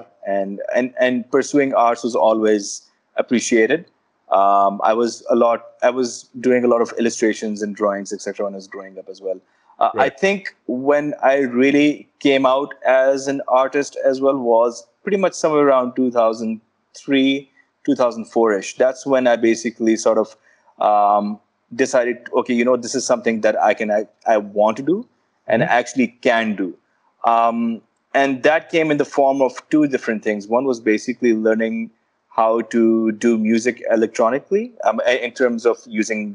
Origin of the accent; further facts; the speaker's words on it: Peshawar, Khyber Pakhtunkhwa, Pakistan; growing up in Peshawar